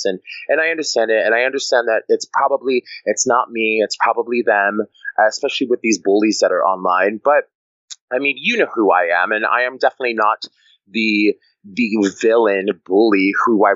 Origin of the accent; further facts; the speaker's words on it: New York City, New York, United States; also born or lived in Maine; I'm from New York City.